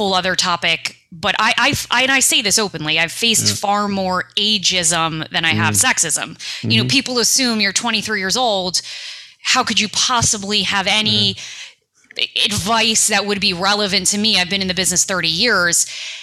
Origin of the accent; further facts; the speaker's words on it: New York City, New York, United States; I'm a kid from New York City